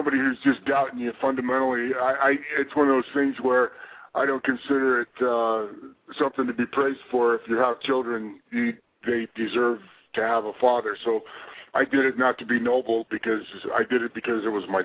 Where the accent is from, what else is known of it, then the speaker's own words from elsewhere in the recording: Pleasant Grove, Utah, United States; We had a very good little kids program in my hometown of Pleasant Grove, Utah